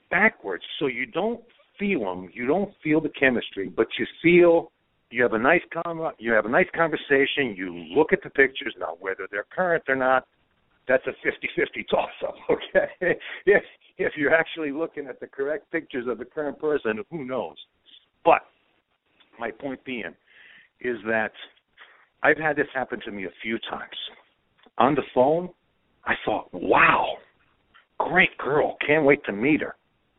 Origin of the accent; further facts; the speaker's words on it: Croatia; I was born in Europe. I'm a Croatian. I was raised it. My whole core is European.